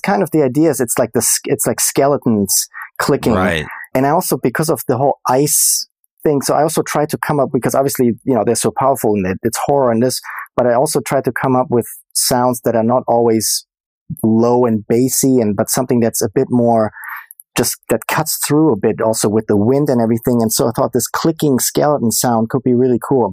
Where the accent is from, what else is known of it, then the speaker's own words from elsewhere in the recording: Germany; moved away as an adult; also born or lived in Boston; now in Los Angeles, United States; born and raised in Germany